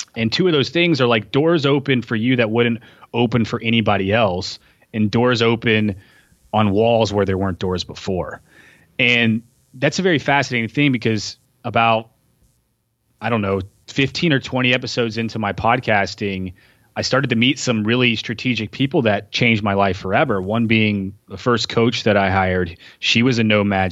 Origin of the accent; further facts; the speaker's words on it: Tennessee, United States; moved away as an adult; also born or lived in San Diego; now in Portland, United States; growing up in Tennessee